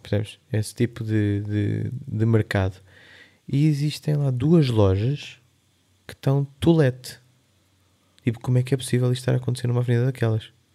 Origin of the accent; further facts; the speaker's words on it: Linha de Sintra, Lisbon, Portugal; also born or lived in London; sou do Eiras, ali não sei o quê, então, sou da linha de Sintra